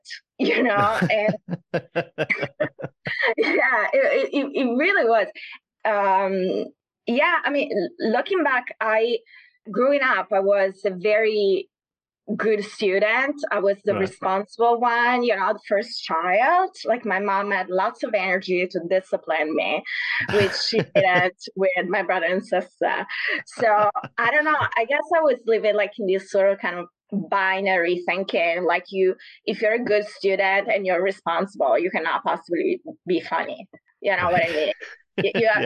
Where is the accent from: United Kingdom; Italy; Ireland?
Italy; Naples, Campania; moved away; I'm from the south. I'm from Naples.